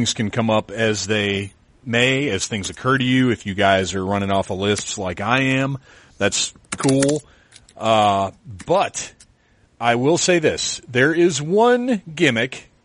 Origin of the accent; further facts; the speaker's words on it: the South, United States; I grew up in the South